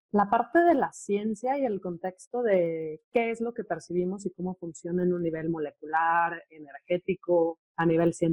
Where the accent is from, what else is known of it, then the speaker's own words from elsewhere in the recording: Mexico City, Mexico; yo soy de la Ciudad de México.